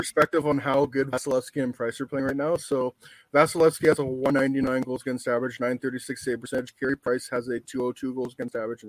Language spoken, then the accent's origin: English; Canada; And like obviously being Canadian